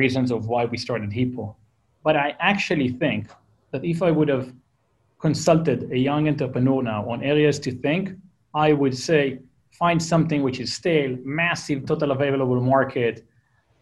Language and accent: English; Israel; accent: Israeli; English is a second language; moved away as an adult; now in Palo Alto, United States; Israeli. You hear by my crappy accent that I can't get rid